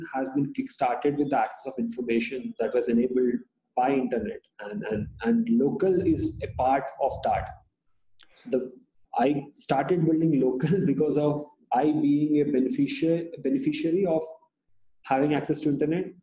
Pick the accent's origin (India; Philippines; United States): India; first language Hindi; English is a second language; So I come from this tier 3 sort of a location where the population of the town is 50,000 people. In an Indian context, it's a very small town